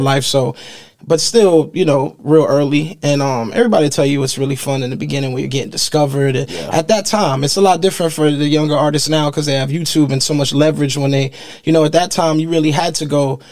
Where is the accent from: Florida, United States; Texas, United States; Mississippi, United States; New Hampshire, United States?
Florida, United States; Miami; growing up in Miami